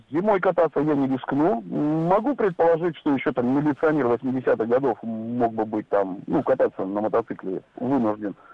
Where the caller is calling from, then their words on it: Murmansk, Murmansk Oblast, Russia; Да, да, да, я еду. Я из Мурманска, здравствуйте.